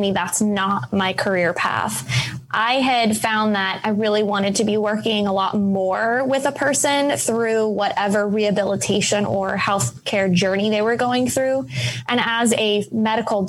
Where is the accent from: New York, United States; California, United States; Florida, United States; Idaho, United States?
California, United States; San Diego; I grew up in San Diego, California